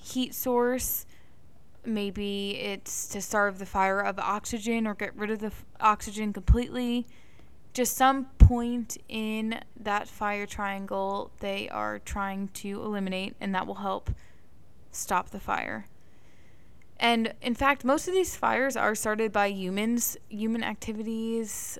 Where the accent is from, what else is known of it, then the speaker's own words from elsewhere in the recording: East Coast, United States; we grew up on the East Coast where we don't really deal with a lot of wildfires